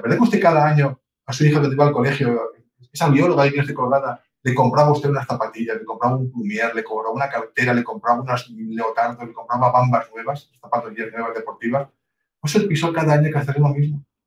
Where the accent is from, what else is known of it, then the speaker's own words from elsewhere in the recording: Palencia, Castile and León, Spain; somos castellanos, somos de Palencia